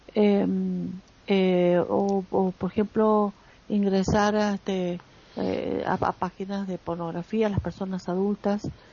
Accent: Argentina

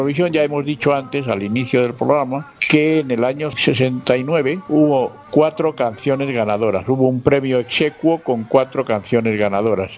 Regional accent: Spain; En nuestro país, aquí en España

